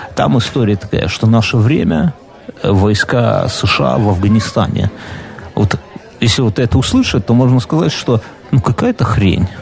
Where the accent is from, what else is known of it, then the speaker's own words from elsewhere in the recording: Belarus; я, как белорус